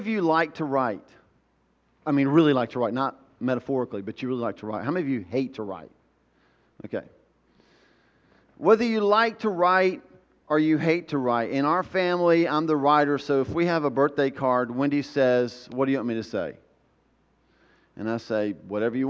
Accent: the South, United States; I grew up in the South

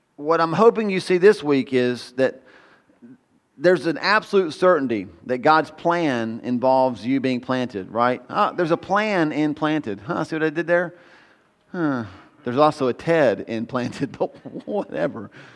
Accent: United States; We're so American

